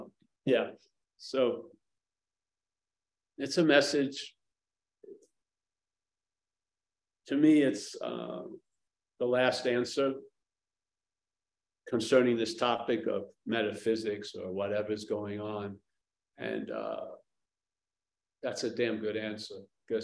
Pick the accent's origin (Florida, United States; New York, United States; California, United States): New York, United States; now in San Francisco, United States; I come from New York